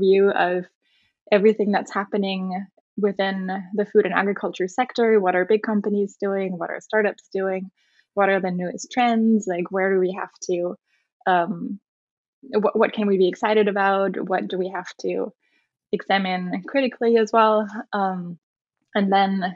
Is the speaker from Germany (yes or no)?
yes; Germany; moved away as an adult; also born or lived in Netherlands / United Kingdom; I grew up in Germany.